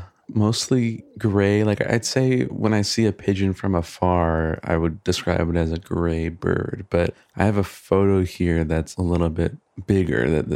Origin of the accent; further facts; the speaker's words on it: Michigan, United States; now in California, United States; I grew up in Michigan